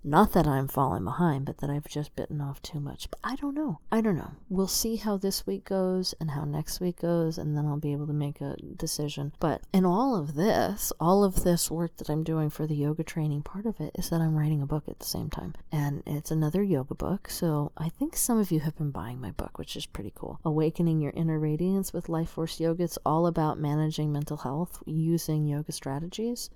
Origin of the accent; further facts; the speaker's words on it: Tucson, Arizona, United States; I'm from the Southwest. I'm from Tucson, Arizona